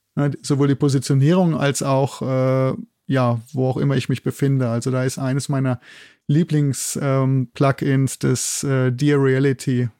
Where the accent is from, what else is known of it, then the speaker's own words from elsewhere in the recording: Germany; moved away as an adult; also born or lived in Bochum; now in Innsbruck, Austria; ich komme aus Deutschland